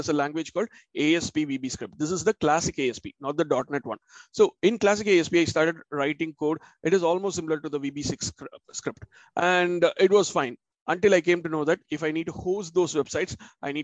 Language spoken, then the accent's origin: English; Chennai, Tamil Nadu, India; moved away as an adult; now in London, United Kingdom; I'm originally from Chennai, India